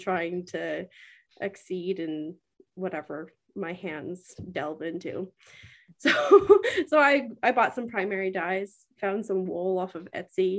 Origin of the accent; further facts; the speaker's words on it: Whitehorse, Yukon, Canada; I was born and raised here in the Yukon.